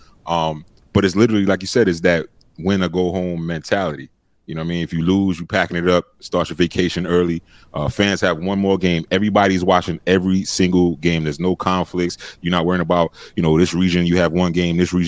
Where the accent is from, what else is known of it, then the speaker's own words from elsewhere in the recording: New York, United States; growing up in New York